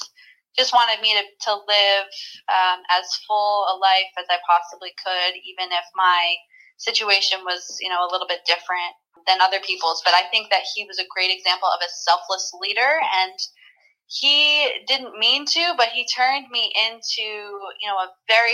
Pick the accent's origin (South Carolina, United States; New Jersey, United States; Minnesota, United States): New Jersey, United States; Pequannock; I was playing in Little League in my hometown in Pequannock, New Jersey